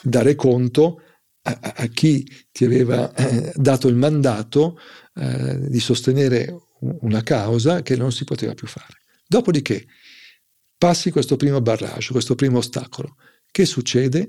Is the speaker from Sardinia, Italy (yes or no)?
no; Milan, Lombardy, Italy; sono milanese